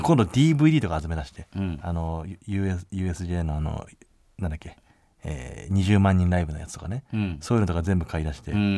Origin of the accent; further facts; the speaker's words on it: Hakodate, Hokkaido, Japan; moved away; 僕函館出身なんですけど二郎さん僕函館出身なんですよ